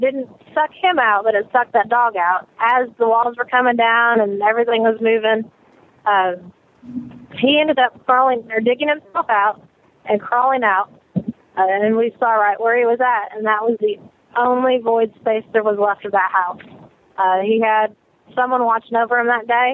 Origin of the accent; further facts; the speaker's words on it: Illinois, United States; now in Alabama, United States; I'm originally from Illinois